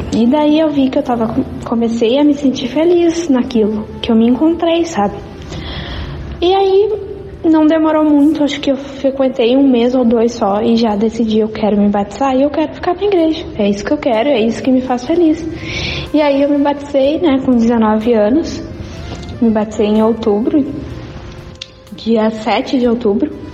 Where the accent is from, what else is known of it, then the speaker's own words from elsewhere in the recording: Arroio dos Ratos, Rio Grande do Sul, Brazil; also born or lived in Cachoeirinha; eu sou de Arroio dos Ratos, sou natural de Arroio dos Ratos